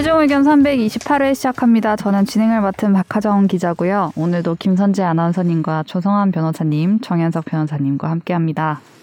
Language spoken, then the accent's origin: Korean; Ulsan, South Korea; moved away; 저의 고향 울산